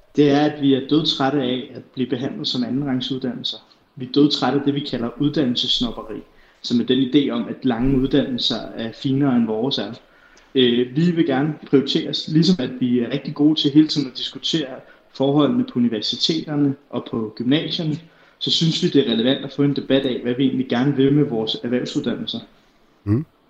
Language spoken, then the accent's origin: Danish; Herlev, Capital Region of Denmark, Denmark; Jeg er 23 år gammel, så kommer jeg fra Herlev